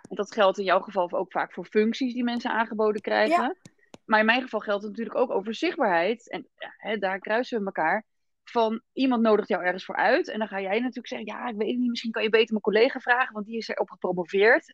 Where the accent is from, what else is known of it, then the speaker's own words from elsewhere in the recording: Rotterdam, South Holland, Netherlands; ik kom uit Rotterdam